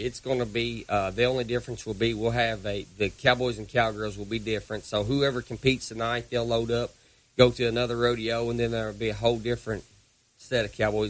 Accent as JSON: {"language": "English", "town": "Louisville", "region": "Kentucky", "country": "United States", "also_born_or_lived": "Brandenburg, Kentucky", "moved": "yes", "lives_now": "South Carolina, United States", "said": "I live in South Carolina now, but I'm originally from Louisville."}